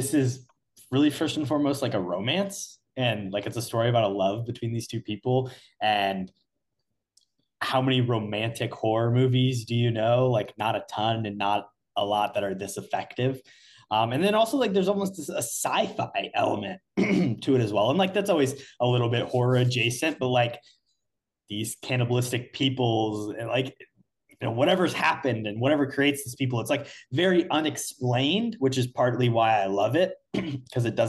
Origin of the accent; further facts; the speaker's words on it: Indiana, United States; we're from Indiana.